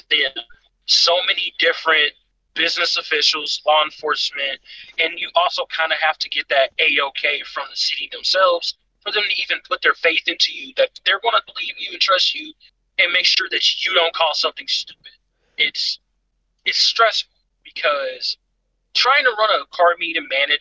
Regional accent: Dayton, Ohio, United States; I was born and raised in Dayton, Ohio

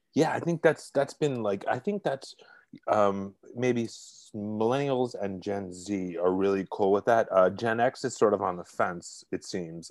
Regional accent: New York City, New York, United States; accent: Brooklyn; moved away; I'm originally from Brooklyn, if you can't tell by the accent

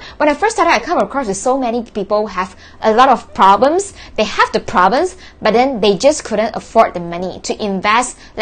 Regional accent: Malaysia; I was born in June and from Malaysia

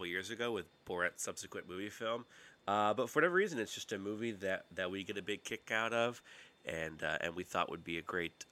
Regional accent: Roanoke, Virginia, United States; I grew up in Roanoke, Virginia

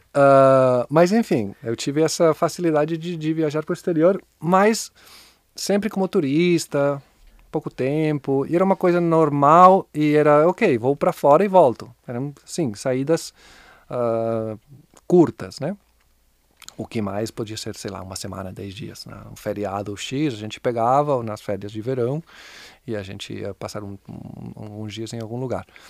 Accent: Barcelona, Catalonia, Spain; Portuguese is a second language; moved away as an adult; now in Brazil; Sou de Barcelona

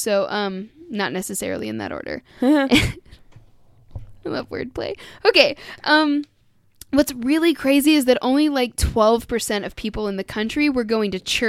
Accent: Scotland, United Kingdom

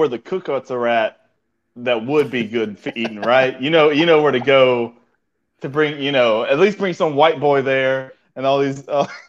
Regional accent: Alabama, United States; I'm from Alabama.

